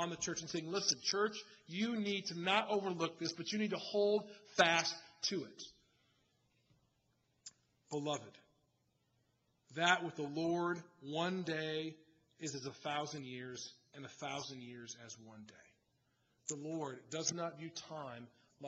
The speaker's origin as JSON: {"language": "English", "country": "United States", "said": "I love being American. I love being an American citizen."}